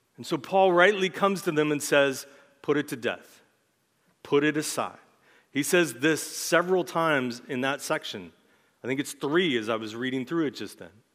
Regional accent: United States; as American Christians in our time

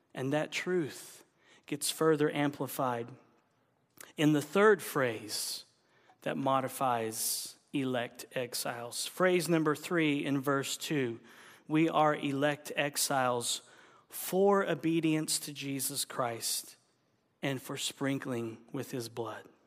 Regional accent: Oklahoma, United States; I'm from Oklahoma

